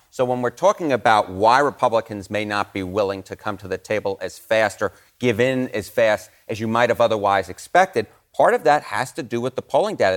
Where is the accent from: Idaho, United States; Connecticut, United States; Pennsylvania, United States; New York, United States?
New York, United States; New York City; I grew up in the Bronx